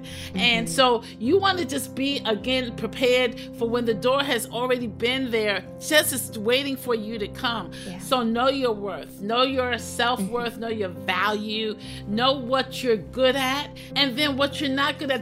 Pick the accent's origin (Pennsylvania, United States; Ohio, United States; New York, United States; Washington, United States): New York, United States; New York City; pastored for 32 years in my hometown became the first female chaplain of the New York City Police Department from that same church